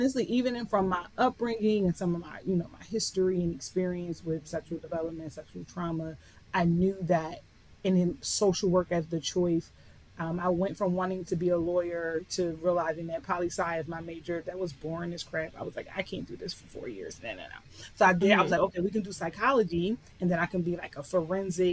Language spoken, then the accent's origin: English; Philadelphia, Pennsylvania, United States; I was born and raised in Philadelphia.